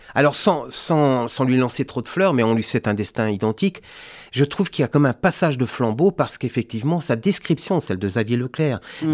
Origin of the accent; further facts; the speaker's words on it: Brittany, France; je suis breton